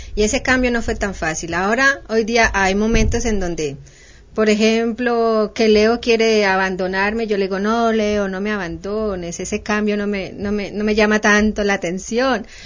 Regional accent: Cali, Valle del Cauca, Colombia; yo soy caleña, conozco Palmira

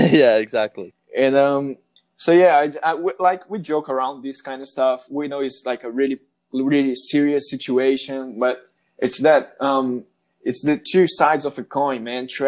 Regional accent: Brazil; English is a second language; like it's obvious that I'm not a native English speaker. I'm from Brazil, and um, Sorry if, if at any moment I speak or say something wrong.

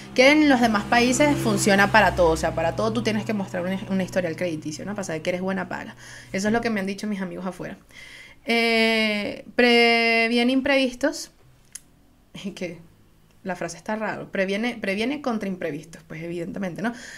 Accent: Venezuela; Soy una jeva de Venezuela

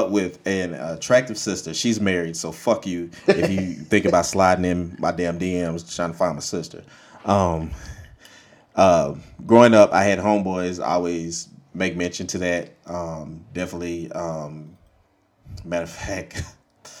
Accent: Monroe, Louisiana, United States; now in Dallas, United States; I'm from Monroe, Louisiana originally

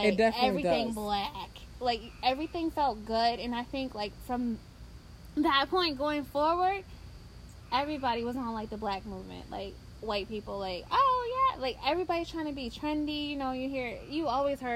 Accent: Tucker, Georgia, United States; growing up in Tucker, in a predominantly white area

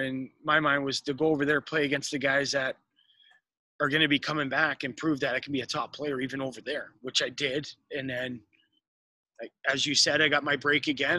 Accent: Toronto, Ontario, Canada; moved away; I'm, I'm originally from Toronto, Canada. Um, I was raised in um, you know the inner city, kind of downtown Toronto

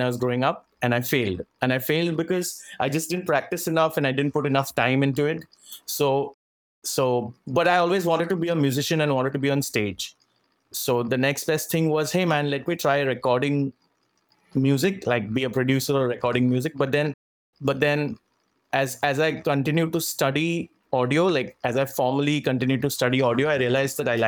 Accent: Virar, Maharashtra, India; I'm from Bombay. Actually, a little on the outskirts of Bombay

